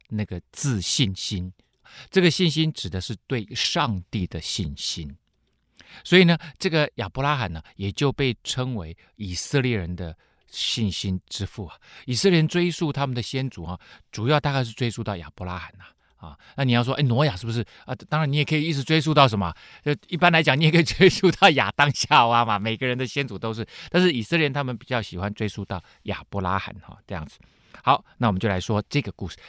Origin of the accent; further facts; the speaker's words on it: Taiwan; 跟我们台湾人命名一样嘛